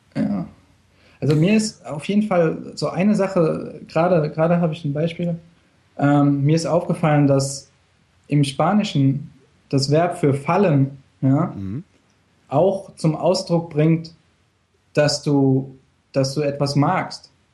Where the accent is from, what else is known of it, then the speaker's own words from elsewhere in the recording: Germany; now in Mexico; Als Deutscher